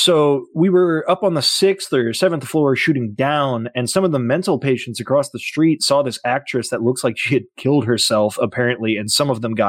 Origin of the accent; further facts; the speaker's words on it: California, United States; And also when I grew up in California as a child, the Manson family murders were something powerful.